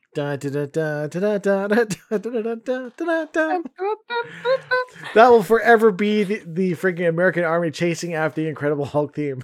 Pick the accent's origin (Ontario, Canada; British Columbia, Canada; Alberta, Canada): British Columbia, Canada; Vancouver; I'm from Vancouver